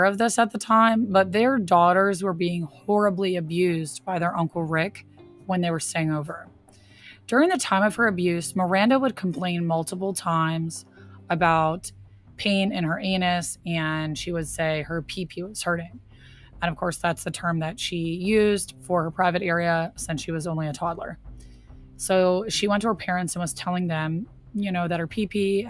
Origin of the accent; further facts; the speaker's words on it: Pennsylvania, United States; my home state of Pennsylvania